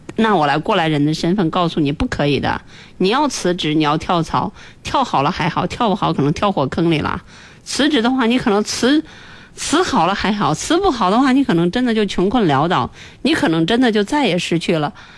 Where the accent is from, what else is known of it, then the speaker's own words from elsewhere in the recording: China; 我们中国人